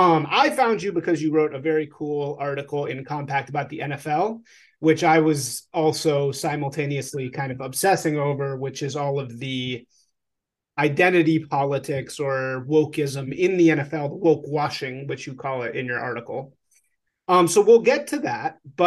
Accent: Chicago, Illinois, United States; I grew up in Chicago.

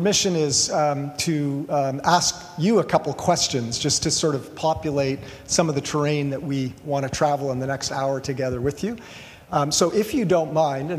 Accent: Toronto, Ontario, Canada; also born or lived in Ventura; now in Portland, United States; I'm from Toronto, originally moved down to Ventura

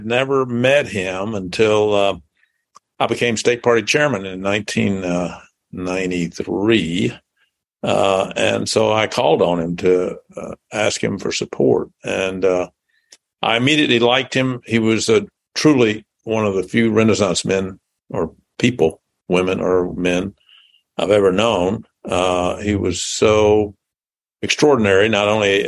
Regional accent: Jackson, Tennessee, United States; moved away as an adult; also born or lived in Memphis, Tennessee; now in Indianapolis, United States; I was born in Jackson, Tennessee, which is about 80 miles northeast of Memphis. So it's a rural community. When I grew up, there seemed to be more cotton gins than gas stations. And I went to high school there

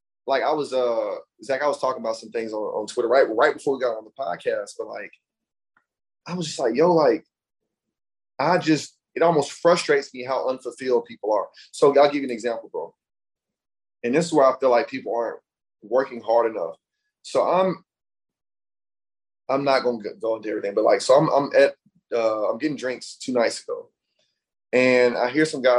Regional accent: Alabama, United States; also born or lived in Brooklyn, New York; I'm from the South, I'm from Alabama.

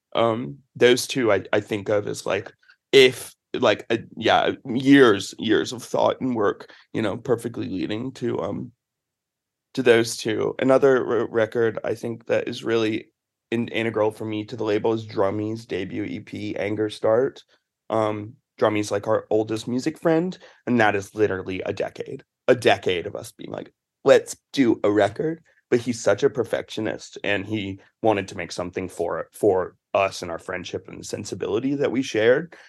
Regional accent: the South, United States; moved away; I'm from the South

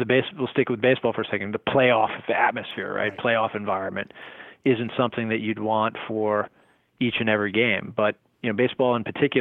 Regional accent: New Jersey, United States; I grew up in New Jersey in the 70s and 80s

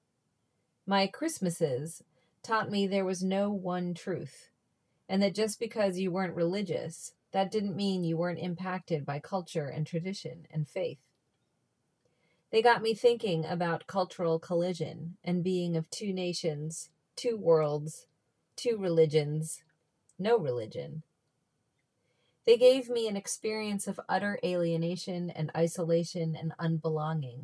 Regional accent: Reston, Virginia, United States; I'm from Northern Virginia, 40 minutes outside of DC. I was raised in a town called Reston

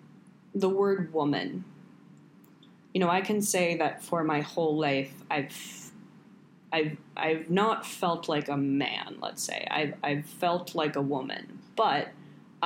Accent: New York, United States; also born or lived in Paris; the town that we grew up in New York

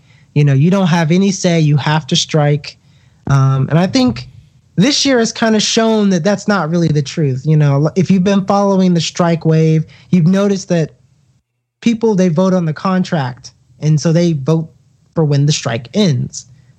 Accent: Southeast, United States; I'm from the Southeast, and I could tell you that some of the union myths that you hear are just, they're just wild, to be honest with you.

